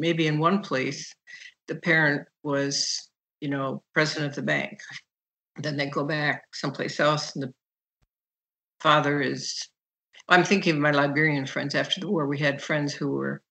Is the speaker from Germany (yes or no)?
no; Nigeria; now in Chicago, United States; And so when I grew up in Nigeria, soccer was our game. And I did all kinds of things socially that were not doable when I got back to Chicago.